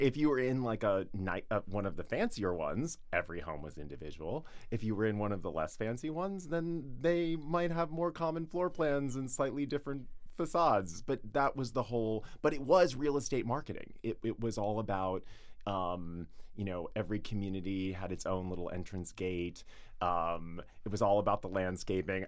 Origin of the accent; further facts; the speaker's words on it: Atlanta, Georgia, United States; moved away as an adult; now in New York, United States; I grew up in the suburbs of Atlanta